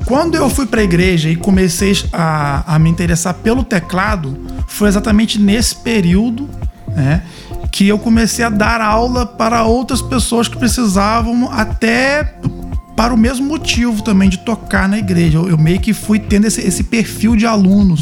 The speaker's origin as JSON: {"language": "Portuguese", "town": "Cambuci", "region": "Rio de Janeiro", "country": "Brazil", "said": "Eu sou de Cambuci interior do estado do Rio de Janeiro"}